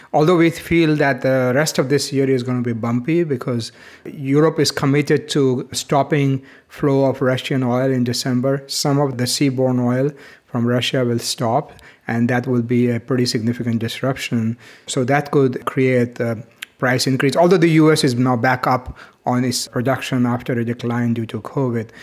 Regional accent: India; moved away; When I was growing up in India

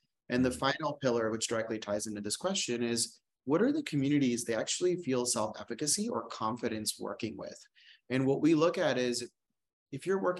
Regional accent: India; now in United States; I am a gay man. I grew up on Medicaid, and I'm an Indian immigrant.

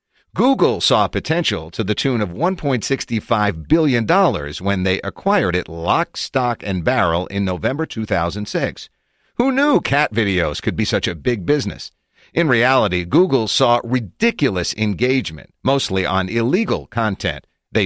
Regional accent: Philadelphia, Pennsylvania, United States; I'm from Philly, basically as far away from Silicon Valley as you can be in mind and spirit.

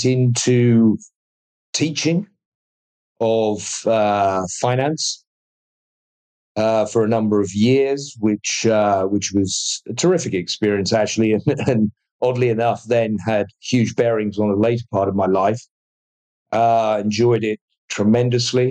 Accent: United Kingdom; I'm a Brit. Educated in the UK.

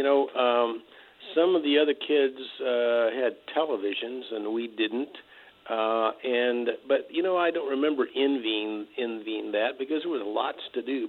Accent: Lecompton, Kansas, United States; I grew up in Kansas, a little tiny town in eastern Kansas called Lecompton. Between Lawrence and Topeka.

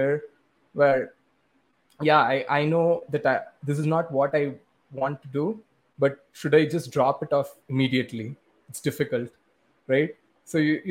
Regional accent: India; growing up in India

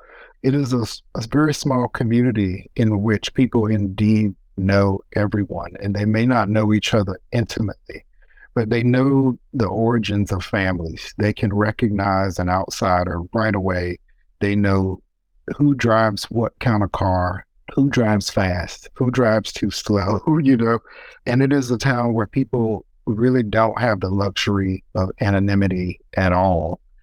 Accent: Elizabeth City, North Carolina, United States; moved away; I grew up in Elizabeth City, North Carolina, which is next door to South Mills, North Carolina.

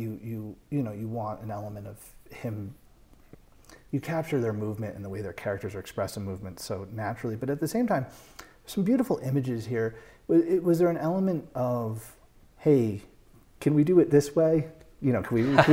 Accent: United States; also born or lived in New York; I'm from New England and New York.

